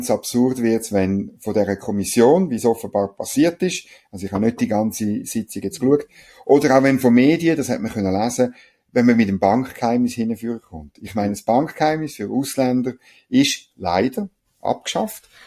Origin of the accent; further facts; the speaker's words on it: Bern, Switzerland; es hat in Gstaad oben, sage ich jetzt als Berner, hat's noch schöne, sicher noch schöne Anwesen